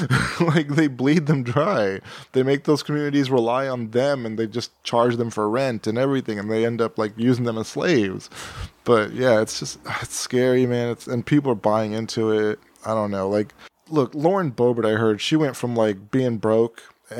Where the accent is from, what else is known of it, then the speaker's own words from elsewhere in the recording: Texas, United States; I grew up in Texas.